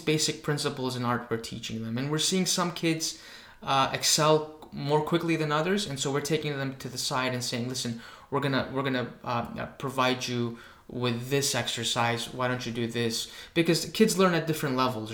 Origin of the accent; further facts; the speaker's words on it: Greece; moved away; when I was growing up in Greece